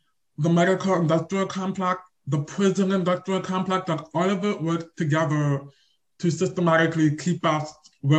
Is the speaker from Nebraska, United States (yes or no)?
yes; Lincoln, Nebraska, United States; I was born and raised in Lincoln, Nebraska.